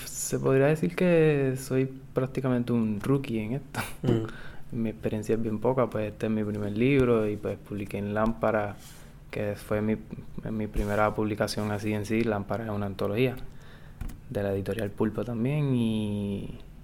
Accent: Guayanilla, Puerto Rico; now in Mayagüez, Puerto Rico; Yo, yo soy del sur de Guayanilla, nacido allá

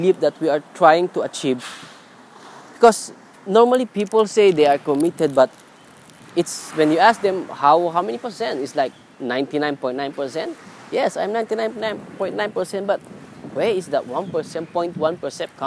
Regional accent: Philippines; moved away as an adult; now in Singapore; my family is in different country, different in my hometown in Philippines. So I'm working in Singapore

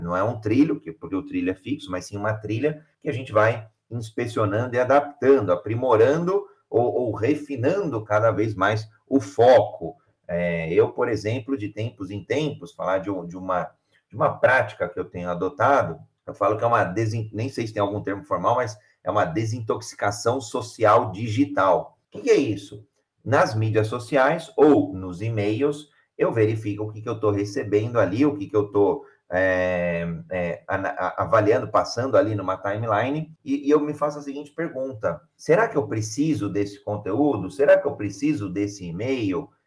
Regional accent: Brazil; Sou brasileiro

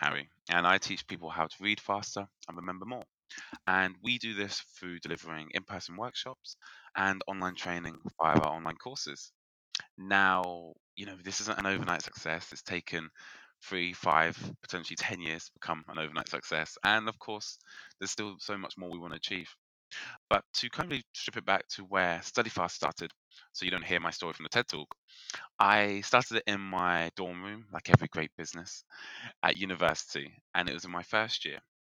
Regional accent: United Kingdom; accent: British; I'm in the UK, if you can tell by my British accent

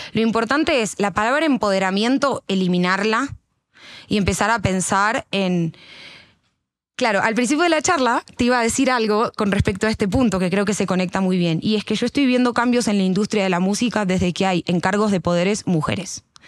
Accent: Argentina; moved away as an adult; now in Colombia; yo vengo de Argentina, no vengo de Canadá

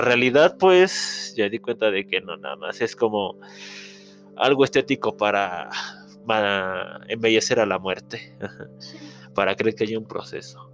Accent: Mexico; para nosotros como mexicanos

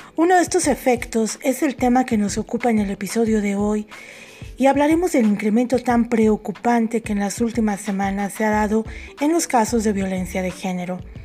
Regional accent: Mexico; Tú viviste en México, sabes perfectamente cómo se maneja la sociedad en mi país

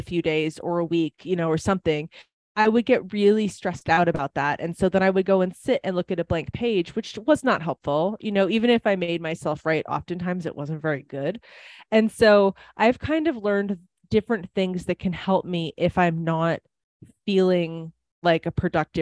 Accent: Wisconsin, United States; accent: Wisconsin; now in Nevada, United States; I lived in Wisconsin for a very long time. People might be able to tell that from my accent

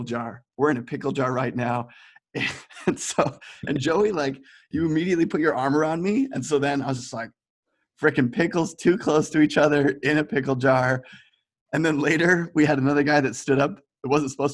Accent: United States; moved away as an adult; now in Amsterdam, Netherlands; I'm from America, and I just moved to Amsterdam about 8 months ago

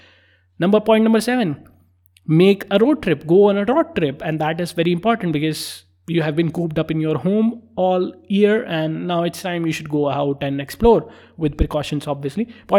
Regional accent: northern India, India; also born or lived in Maharashtra / Tamil Nadu; So I lived in Maharashtra, I lived in Tamil Nadu, and those are the places that I lived in, and I'm particularly from Northern India.

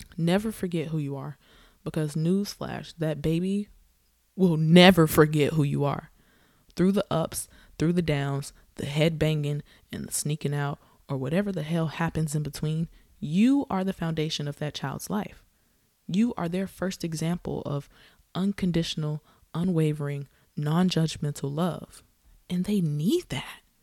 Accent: the South, United States; I'm from the South

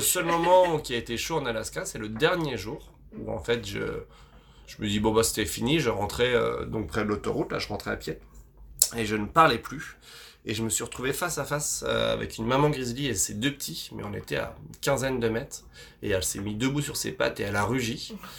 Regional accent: Vosges, Grand Est, France; je, suis, né dans les Vosges, enfin, je suis originaire des Vosges

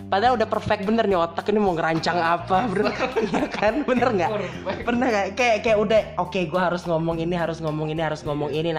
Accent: Kotabumi, Lampung, Indonesia; born there; karena kebetulan emang gua lagi di tanah kelahiran gue nih, coy, tanah kelahiran

